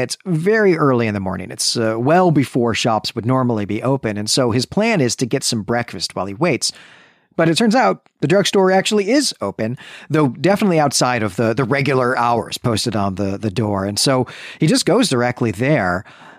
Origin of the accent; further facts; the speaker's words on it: Midwest, United States; You know, to my mind, Florida is east. Florida is the East Coast. You know, my mind as a Midwesterner.